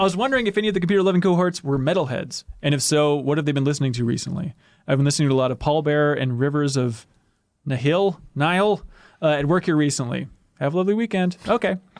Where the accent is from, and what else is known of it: New London, Minnesota, United States; born or raised there